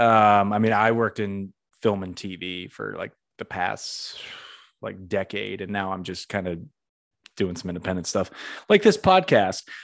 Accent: Northeast, United States; moved away as an adult; now in Florida, United States; I'm from the Northeast

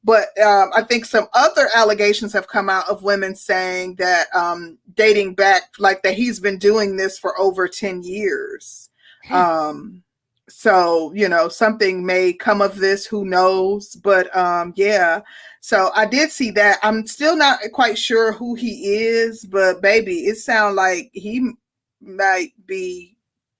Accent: Milwaukee, Wisconsin, United States; moved away; I'm from Milwaukee

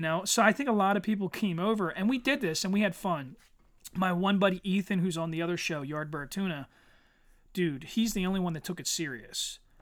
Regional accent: Eddystone, Pennsylvania, United States; also born or lived in Norwood, Pennsylvania; I grew up in Eddystone, and, and Eddystone in the nineties

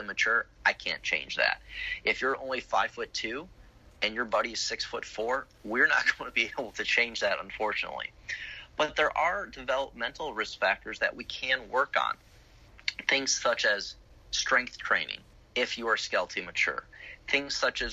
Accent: Chicago, Illinois, United States; now in Florida, United States; I grew up in Chicago

